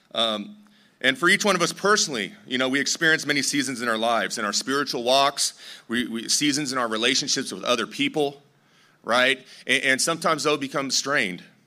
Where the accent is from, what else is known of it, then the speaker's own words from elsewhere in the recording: Torrance, California, United States; I grew up in Torrance